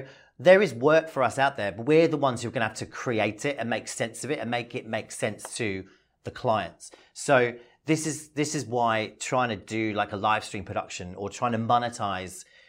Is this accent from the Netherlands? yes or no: no; London, United Kingdom; now in Australia; I'm from London